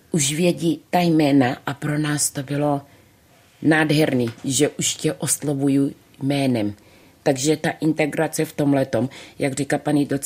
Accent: Czechia; A najednou už si říkáš, jo, jsem Češka.

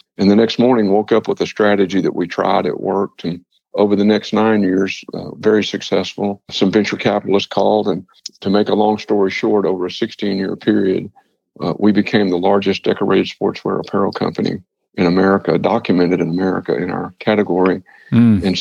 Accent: Paris, Texas, United States; I was born in Paris, Texas. I graduated from high school there

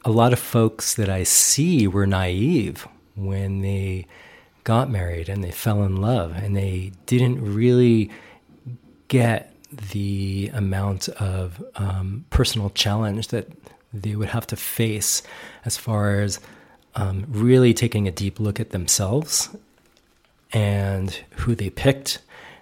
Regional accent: New York, United States; I'm from New York, you know, my dad was from the Bronx and my mother's from Brooklyn

